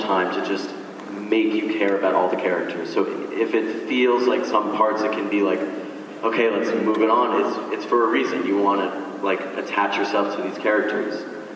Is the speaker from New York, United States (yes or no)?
yes; New York, United States; I'm from New York